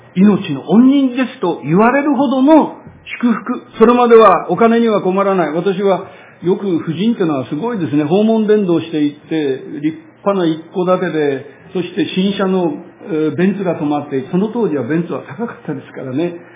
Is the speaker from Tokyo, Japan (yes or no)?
no; Utsunomiya, Tochigi, Japan; 私は栃木県の宇都宮市の出身ですから、駅前で育ちましたが